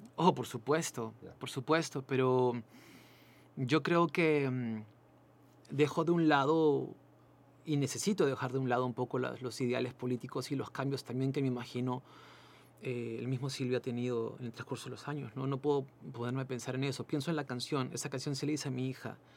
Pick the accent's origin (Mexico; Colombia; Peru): Peru; moved away as an adult; also born or lived in Chile; fueron más de 180 mil peruanos que en esa época salimos